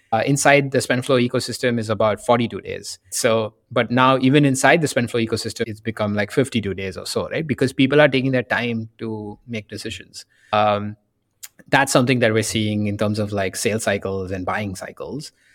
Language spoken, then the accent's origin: English; India; moved away as an adult; also born or lived in Boston / San Francisco; I grew up in India